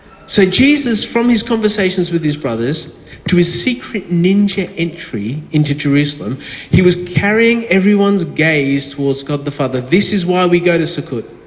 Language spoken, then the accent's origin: English; Victoria, Australia; from down in Victoria